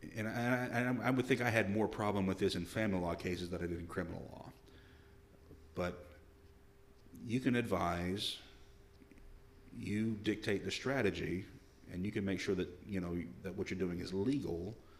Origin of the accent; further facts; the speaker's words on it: El Paso, Arkansas, United States; moved away as an adult; also born or lived in Olympia area, Washington; now in Washington, United States; I grew up in Arkansas, we were about an hour from Little Rock